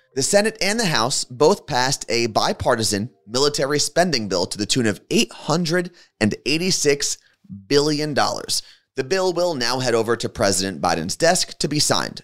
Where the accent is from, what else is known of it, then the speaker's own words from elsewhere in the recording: New Jersey, United States; someone who was born and raised in New Jersey.